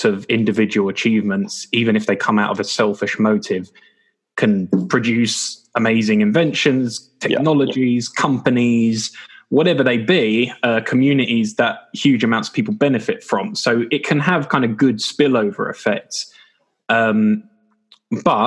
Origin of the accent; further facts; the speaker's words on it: England, United Kingdom; we're English. So, you know, in England